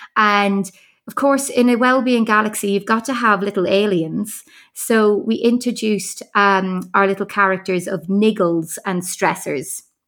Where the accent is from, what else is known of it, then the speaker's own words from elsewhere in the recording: Ireland; accent: Irish; moved away; I don't know whether you can pick up from my accent. I am Irish.